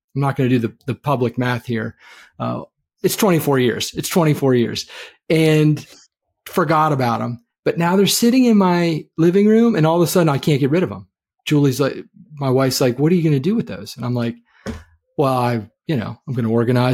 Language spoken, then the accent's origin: English; Maryland, United States; moved away; where I was raised in Maryland